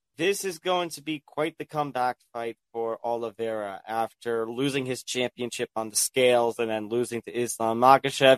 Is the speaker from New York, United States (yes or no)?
yes; New York, United States; my home state of New York